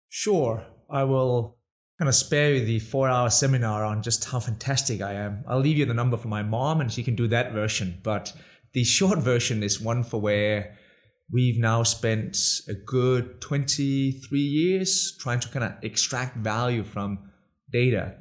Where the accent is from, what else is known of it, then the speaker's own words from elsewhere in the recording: Denmark; English is a second language; moved away as an adult; also born or lived in Budapest, Hungary / New York, United States; the funny accent? I'm Danish.